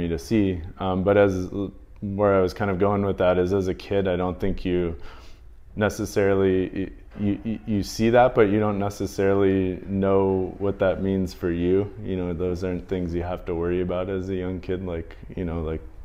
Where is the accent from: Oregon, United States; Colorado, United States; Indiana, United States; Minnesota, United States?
Indiana, United States; Northwest; moved away; I grew up in the Midwest. I grew up in Indiana, Northwest Indiana